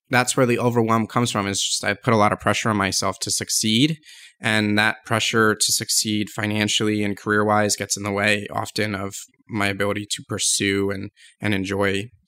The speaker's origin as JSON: {"language": "English", "region": "East Coast", "country": "United States", "also_born_or_lived": "Las Vegas, United States / San Diego, United States", "said": "I'm originally from the East"}